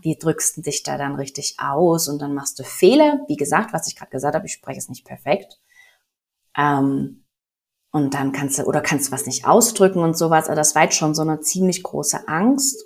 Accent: Germany; moved away as an adult; now in Mexico; ich bin ja auch Deutsche

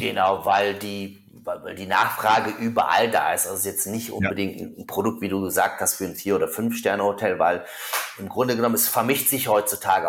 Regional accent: Germany; bei uns in Deutschland

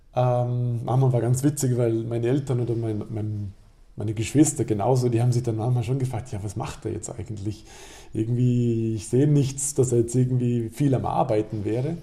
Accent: Alberschwende, Vorarlberg, Austria; in meinem Heimatdorf Alberschwende

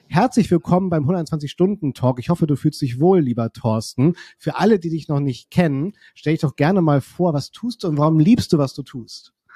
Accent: Kiel, Schleswig-Holstein, Germany; ich komme ja aus Kiel

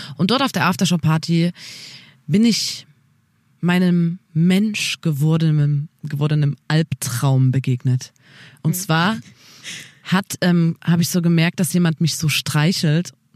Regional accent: Saxony, Germany; Bei uns in Sachsen ist es auf jeden Fall so, dass man nach der vierten ähm, dann aufs Gymnasium wechselt

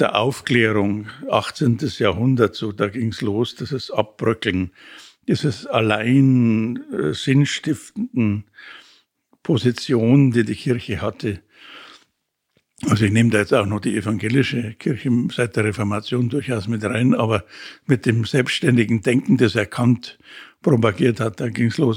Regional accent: Munich, Bavaria, Germany; in St. Wolfgang in der Ballernstraße, das war die Pfarrei, wo ich aufgewachsen bin

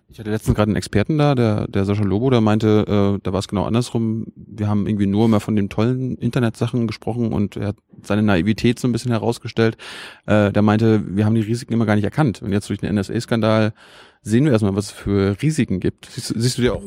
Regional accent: Mecklenburg-Vorpommern, Germany; Ich komme aus Mecklenburg, da haben wir, äh, wenn ich da zu Hause bin

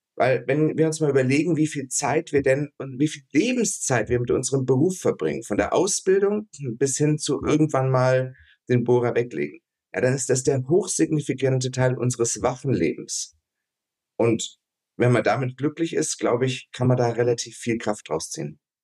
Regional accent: Ansbach, Bavaria, Germany; also born or lived in Duisburg; ich bin geboren in Duisburg, weil mein Großvater da Gynäkologe war. Hm. Aufgewachsen hier in, in Franken, also bei Nürnberg, eine Stadt heißt Ansbach

